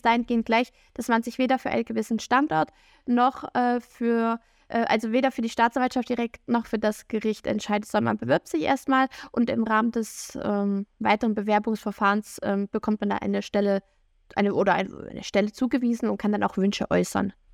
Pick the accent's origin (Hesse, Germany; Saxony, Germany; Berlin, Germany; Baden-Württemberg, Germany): Saxony, Germany; also born or lived in Bavaria; ich komme aus dem Bundesland Sachsen